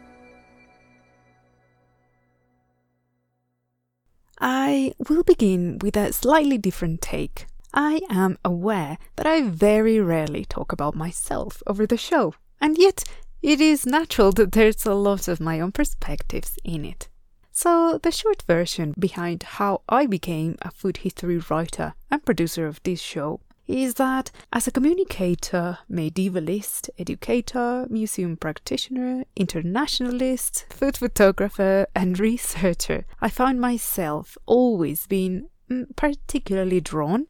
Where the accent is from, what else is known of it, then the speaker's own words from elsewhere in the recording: Puebla, Mexico; my home state of Puebla